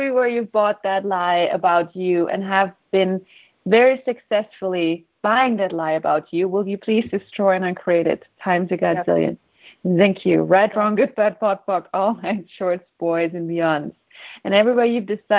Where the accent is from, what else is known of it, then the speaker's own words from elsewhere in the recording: Austria; moved away as an adult; also born or lived in Sweden / Houston, Texas; when I was 19, I moved to Sweden from Austria, and I'm the only child